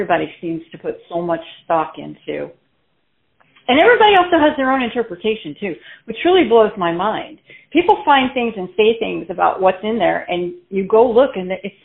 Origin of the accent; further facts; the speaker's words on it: Floral Park, New York, United States; also born or lived in Queens, New York; I was actually born in Queens, New York, but I was moved to Floral Park, New York, which is more Long Island, when I was about 8 or 9